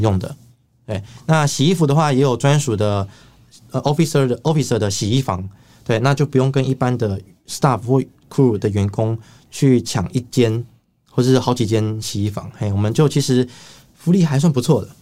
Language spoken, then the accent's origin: Chinese; Taiwan; 我来自台湾